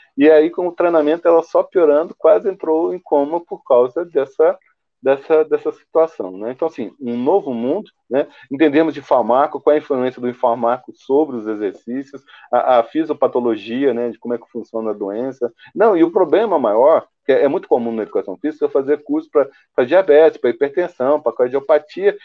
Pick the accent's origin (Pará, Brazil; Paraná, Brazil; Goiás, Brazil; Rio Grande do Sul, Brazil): Goiás, Brazil; eu sou goiano